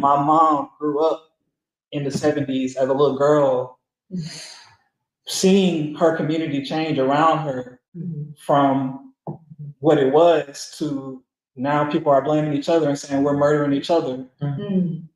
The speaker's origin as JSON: {"language": "English", "town": "Atlanta", "region": "Georgia", "country": "United States", "said": "I'm from Atlanta"}